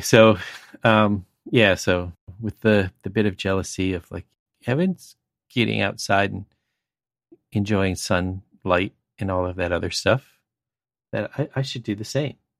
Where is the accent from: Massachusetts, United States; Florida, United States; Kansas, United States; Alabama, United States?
Florida, United States; Central; now in East Coast, United States; It's in Central Florida where I was